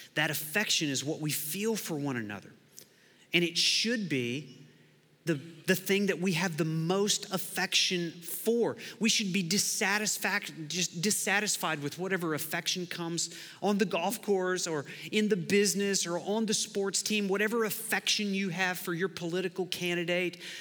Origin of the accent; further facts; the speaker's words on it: Lawton, Oklahoma, United States; I grew up in Lawton, Oklahoma